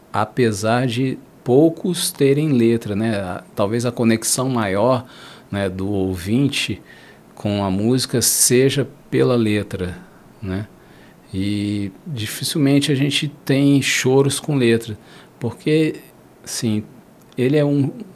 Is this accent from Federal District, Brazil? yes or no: yes; Brasília, Federal District, Brazil; eu cresci na Brasília, capital do rock